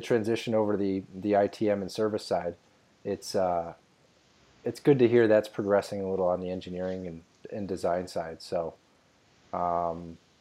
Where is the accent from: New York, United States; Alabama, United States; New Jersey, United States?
New York, United States; upstate; growing up in New York, upstate New York, and then moving to New York City later in life